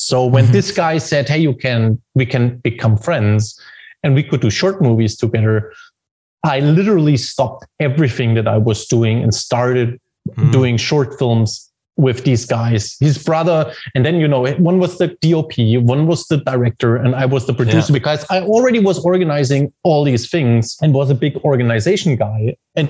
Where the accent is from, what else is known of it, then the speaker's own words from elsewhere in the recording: Germany; studying at Film Academy, which is probably the best film school in Germany